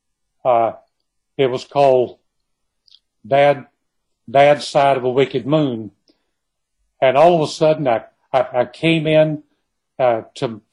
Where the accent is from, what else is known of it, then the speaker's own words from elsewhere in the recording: Kilgore, Texas, United States; I was born and raised in Kilgore in East Texas